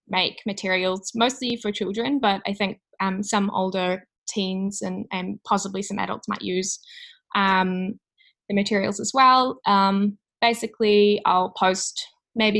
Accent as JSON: {"language": "English", "town": "New Plymouth", "region": "Taranaki", "country": "New Zealand", "tie": "born or raised there", "also_born_or_lived": "Auckland", "said": "So I'm from New Zealand and I came from a small town called New Plymouth. So I had to leave my hometown to study"}